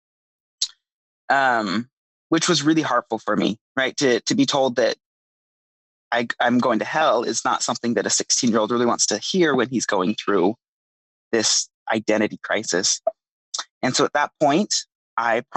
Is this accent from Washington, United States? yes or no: no; Draper, Utah, United States; I grew up in Draper, Utah.